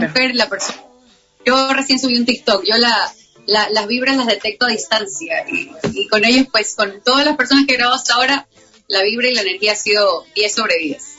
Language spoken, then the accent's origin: Spanish; Ecuador; soy ecuatoriana, entonces me pasa que cuando voy a un país me dicen venezolana, eh, colombiana, mm, todos menos ecuatorianos